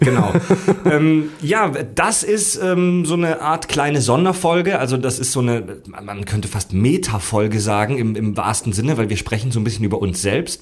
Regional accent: Southern Germany, Germany; moved away; zu Hause in meiner Heimat in Süddeutschland

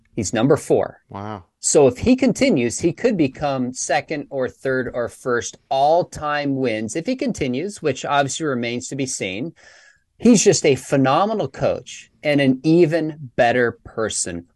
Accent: Dallas, Texas, United States; I'm from Dallas

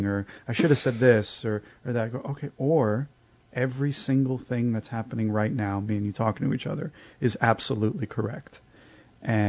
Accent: New York City, New York, United States; I'm a New Yorker.

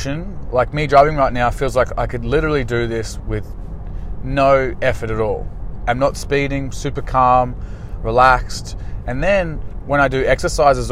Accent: Australia; I'm just an Aussie guy

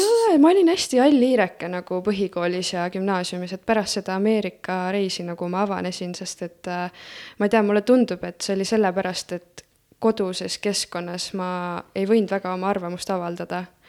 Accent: Elva, Tartu County, Estonia; also born or lived in Florida, United States; ma olen sündinud äh, Tartus ja algselt elasin Elvas

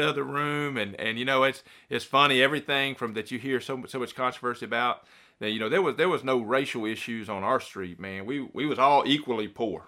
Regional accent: Bryan, Texas, United States; so I spent most of my time there growing up in Bryan, which is right next to College Station, where Texas A&M University is

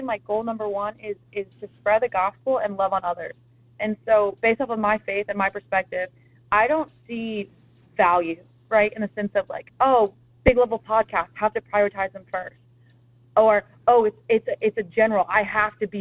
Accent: Indiana, United States; now in Quantico, United States; growing up in Indiana

